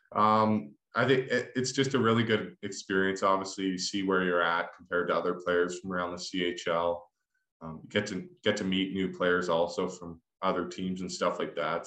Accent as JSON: {"language": "English", "country": "Canada", "tie": "born or raised there", "said": "growing up in Canada"}